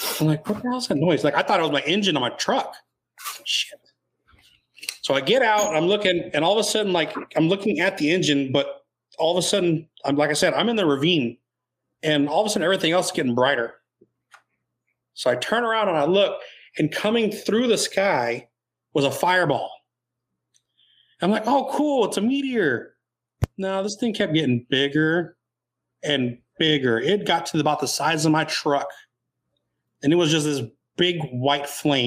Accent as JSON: {"language": "English", "region": "Texas", "country": "United States", "said": "I'm from Texas"}